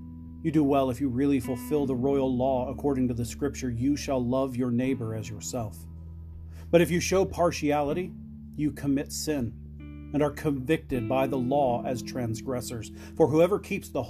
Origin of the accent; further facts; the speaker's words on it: Phoenix, Arizona, United States; moved away; also born or lived in Florida; So I grew up in Arizona. I lived for a number of years in Florida when I was very young, but I grew up in Arizona. And not just in Arizona, but I grew up in Phoenix.